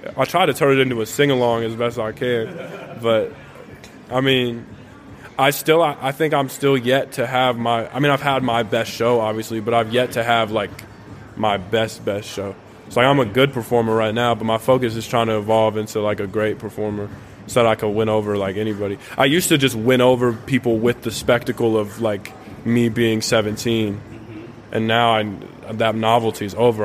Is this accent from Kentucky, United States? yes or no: no; Tucson, Arizona, United States; moved away as an adult; now in Nashville, United States; I was born and raised in born and raised in Tucson